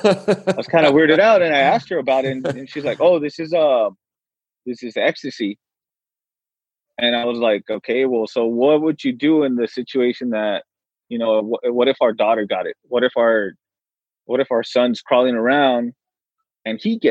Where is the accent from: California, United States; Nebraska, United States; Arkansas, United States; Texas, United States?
Texas, United States; El Paso; we're from Texas. We're from El Paso